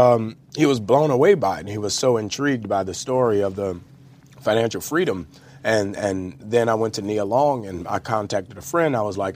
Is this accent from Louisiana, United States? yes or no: yes; New Orleans, Louisiana, United States; No, it's very important to me that everybody know I'm from New